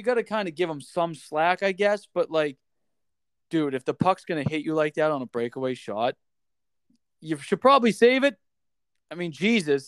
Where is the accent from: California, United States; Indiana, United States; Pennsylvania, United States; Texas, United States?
Pennsylvania, United States; Philadelphia; accent: Philly; moved away; I like to say water as like a Philly thing